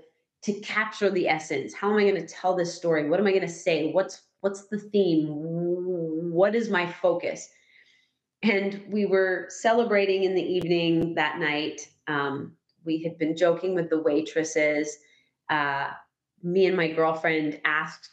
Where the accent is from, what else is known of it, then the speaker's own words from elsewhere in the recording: Canada; I'm from Canada.